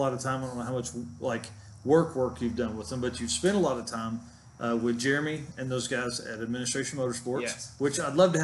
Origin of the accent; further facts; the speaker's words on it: Blytheville, Arkansas, United States; we left Blyville, which is where I'm from